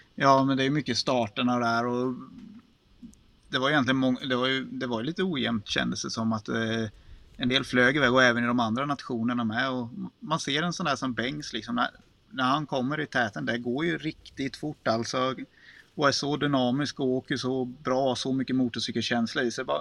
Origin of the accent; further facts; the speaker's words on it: Småland, Sweden; accent: Småländska; som smålänning